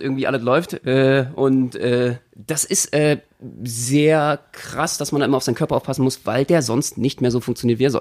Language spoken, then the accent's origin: German; Berlin, Germany; als Berliner